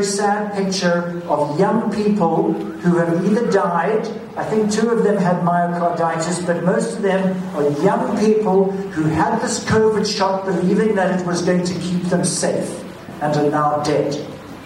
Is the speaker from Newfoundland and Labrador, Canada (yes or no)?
no; British Columbia, Canada; we as British Columbians